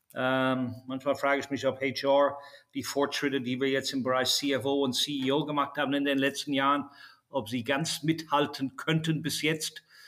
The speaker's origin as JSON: {"language": "German", "country": "Ireland", "tie": "born or raised there", "said": "ich bin ja selbst in Irland geboren"}